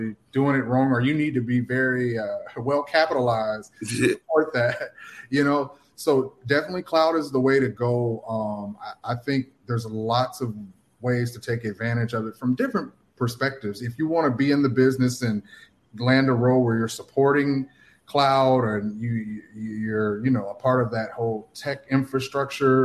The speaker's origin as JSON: {"language": "English", "town": "Atlanta", "region": "Georgia", "country": "United States", "moved": "as an adult", "lives_now": "Miami, United States", "said": "I'm from Atlanta area. I currently live in Miami now"}